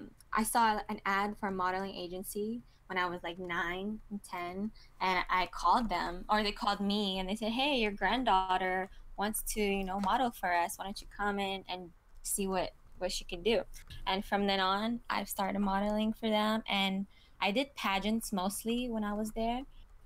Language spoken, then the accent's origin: English; Kazakhstan; also born or lived in Thailand / Killeen, Texas; now in Austin, United States; But because I moved from Kazakhstan and lived in Thailand, and I lived in Fort Hood, Killeen, Texas, which is not a lot of opportunity for models to grow. It's not until I came to Austin that I've been doing it.